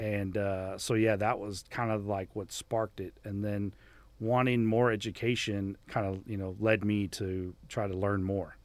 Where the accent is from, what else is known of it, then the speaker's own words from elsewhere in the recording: Miami, Florida, United States; moved away as an adult; growing up in Miami was awesome